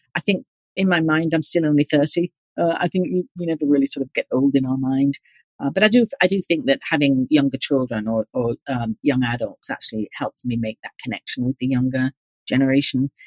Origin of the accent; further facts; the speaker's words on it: Yorkshire and the Humber, United Kingdom; moved away as an adult; also born or lived in Bristol / Australia; now in United States; I grew up in East Yorkshire